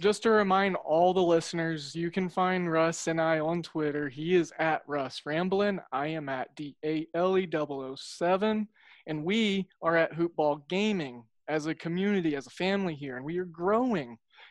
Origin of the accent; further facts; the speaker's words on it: Oklahoma, United States; Hey, I'm from Oklahoma.